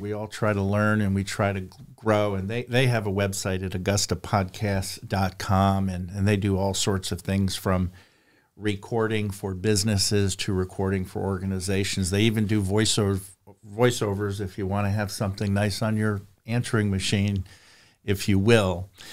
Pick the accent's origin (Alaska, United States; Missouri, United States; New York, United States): New York, United States; I'm from New York